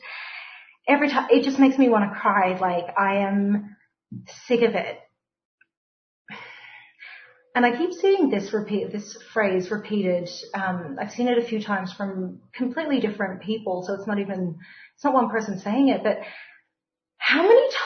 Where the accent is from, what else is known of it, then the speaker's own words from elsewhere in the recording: Melbourne, Victoria, Australia; I grew up on the Carlton Estates